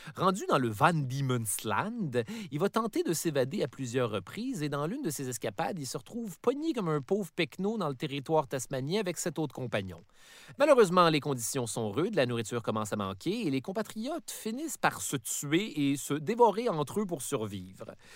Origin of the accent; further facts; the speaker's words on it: Canada; je suis Canadien